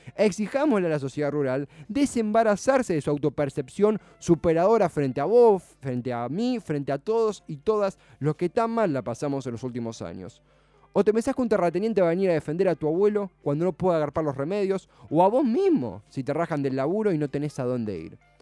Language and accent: Spanish; Argentina; nuestro país